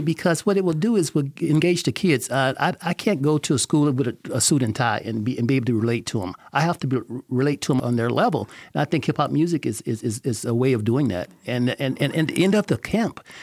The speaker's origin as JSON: {"language": "English", "region": "Northern Louisiana", "country": "United States", "tie": "born or raised there", "moved": "yes", "lives_now": "Las Vegas, United States", "said": "I grew up in Northern Louisiana in nineteen fifty-seven"}